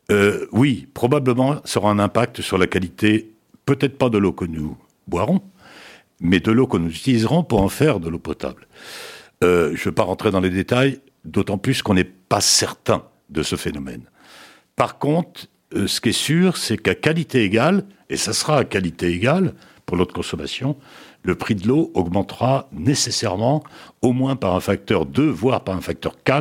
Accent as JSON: {"language": "French", "country": "France", "said": "mais chez nous en France, on le fait pas ou peu."}